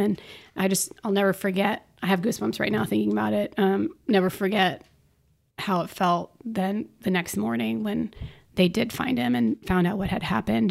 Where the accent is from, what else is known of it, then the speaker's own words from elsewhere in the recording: Orlando, Florida, United States; was born and raised in Orlando